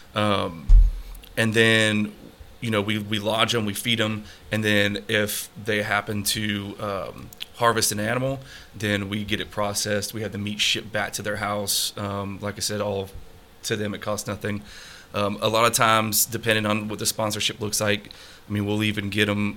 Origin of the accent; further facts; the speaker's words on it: Colorado, United States; moved away as an adult; also born or lived in Texas; growing up in Colorado